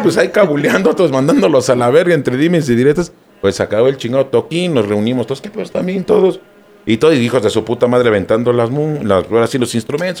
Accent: Mexico City, Mexico; Venimos de la Ciudad de México.

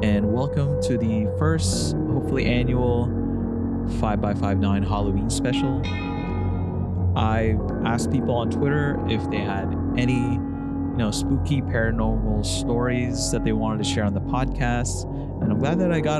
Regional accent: Philippines; moved away; I grew up in the Philippines

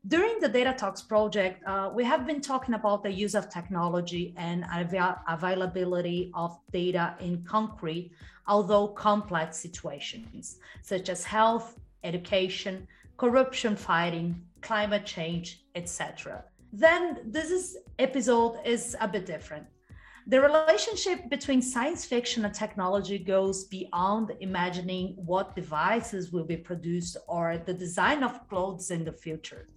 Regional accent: Brazil; I'm from Brazil

